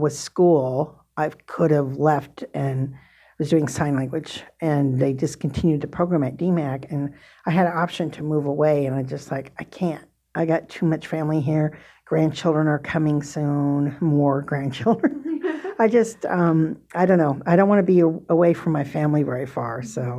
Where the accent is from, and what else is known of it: Des Moines, Iowa, United States; born or raised there; moved away as an adult; also born or lived in South Dakota